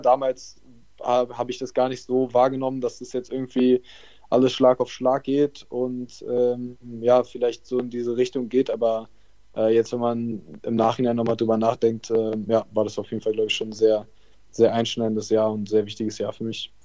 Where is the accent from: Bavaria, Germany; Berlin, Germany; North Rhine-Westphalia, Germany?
Berlin, Germany; Ich bin Berliner, bin in Berlin aufgewachsen